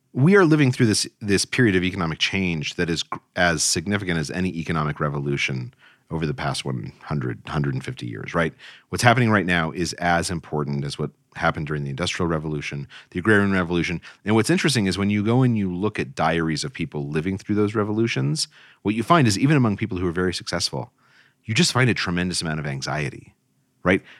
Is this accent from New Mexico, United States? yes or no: yes; Albuquerque, New Mexico, United States; moved away as an adult; also born or lived in Cairo / East Coast; I grew up in Albuquerque, New Mexico, and then left to go to college on the East Coast